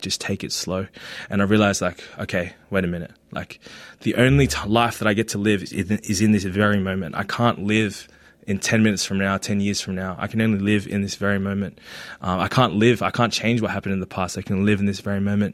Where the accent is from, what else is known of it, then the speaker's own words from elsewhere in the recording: Australia; first language Tagalog; English is a second language; also born or lived in Philippines; I grew up here in Australia, but I was born in the Philippines and I came here in 2002